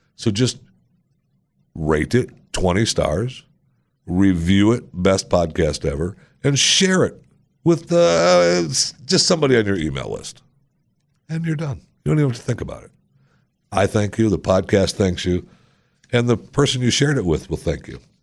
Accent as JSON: {"language": "English", "town": "Saginaw", "region": "Michigan", "country": "United States", "tie": "born or raised there", "said": "I was born in Saginaw, Michigan"}